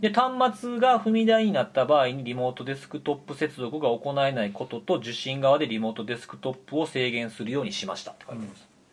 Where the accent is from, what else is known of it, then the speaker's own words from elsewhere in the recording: Kansai, Japan; 僕関西出身で隣の県